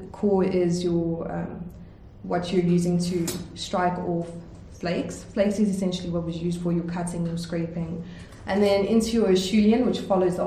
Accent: Johannesburg, Gauteng, South Africa; I'm born and bred in South Africa

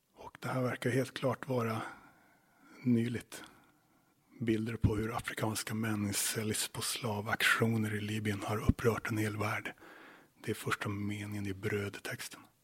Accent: Luleå, Norrbotten County, Sweden; moved away as an adult; now in Åland, Finland; där jag växte upp, till exempel i Luleå

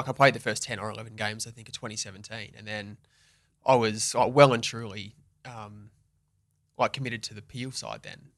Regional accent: Western Australia, Australia; I got drafted at seventeen, so I stayed at home

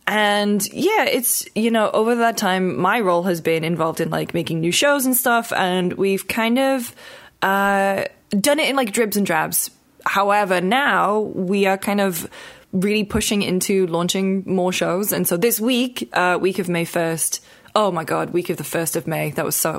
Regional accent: United Kingdom; And we called it Spot On because obviously we're British.

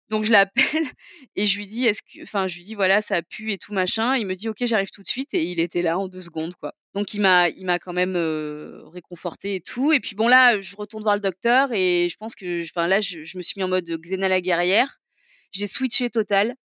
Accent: Toulon, Provence-Alpes-Côte d'Azur, France; also born or lived in Digne-les-Bains / Saint-Mandrier / Hyères / Marseille; je suis du sud de la France et non pas du sud de la frange, mais euh, du sud de la France et euh, donc j'ai grandi, dans le dans le sud-est

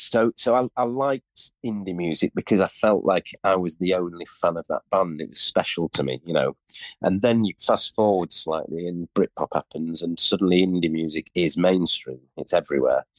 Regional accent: York, Yorkshire and the Humber, United Kingdom; we're from York, very unusual, weird

